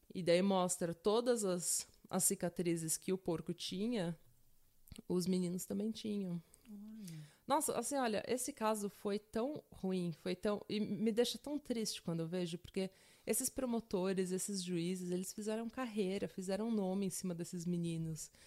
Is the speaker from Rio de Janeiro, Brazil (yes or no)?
no; São Paulo, Brazil; eu sou de São Paulo, terra da garoa